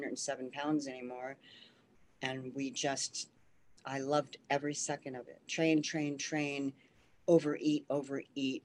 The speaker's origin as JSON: {"language": "English", "region": "Pennsylvania", "country": "United States", "tie": "born or raised there", "also_born_or_lived": "Los Angeles", "moved": "yes", "said": "I'm originally from Pennsylvania and I grew up pretty much an athlete doing double sports"}